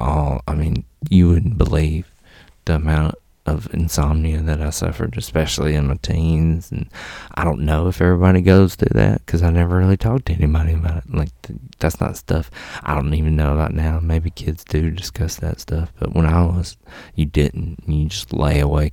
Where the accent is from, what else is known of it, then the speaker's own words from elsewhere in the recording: Mississippi, United States; also born or lived in Alabama; I moved from Alabama to Mississippi